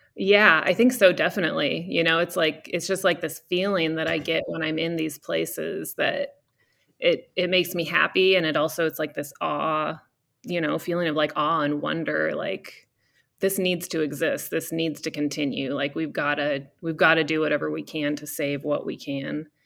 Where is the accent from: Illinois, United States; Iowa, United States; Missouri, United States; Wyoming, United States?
Iowa, United States; Cedar Falls; moved away as an adult; also born or lived in Colorado; now in California, United States; I grew up in, uh, in Cedar Falls, Iowa